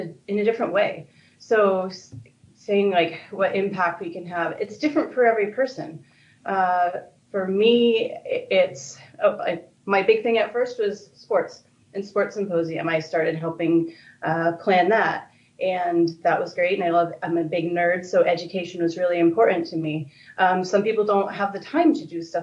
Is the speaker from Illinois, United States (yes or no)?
no; upstate New York, United States; moved away as an adult; also born or lived in Florida / California; now in Los Angeles, United States; I'm not from California. I'm from upstate New York originally